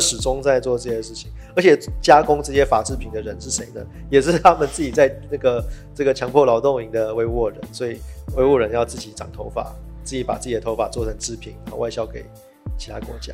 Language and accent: Chinese; Taiwan; 我们台湾人